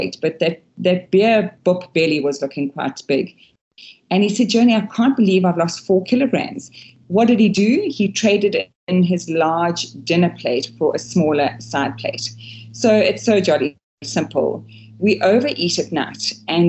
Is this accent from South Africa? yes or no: yes; Durban, KwaZulu-Natal, South Africa; I was brought up in KwaZulu-Natal, Durban, where it's really, really warm.